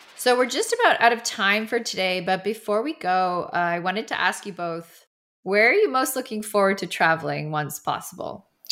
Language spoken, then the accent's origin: English; Canada; moved away as an adult; now in London, United Kingdom; I'm based in London, and but I'm from Canada originally, and I haven't been back in two years now